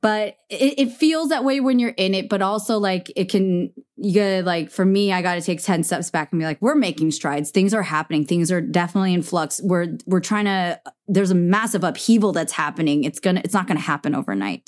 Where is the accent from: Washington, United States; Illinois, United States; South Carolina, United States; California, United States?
California, United States; the Bay Area; we're from the Bay, too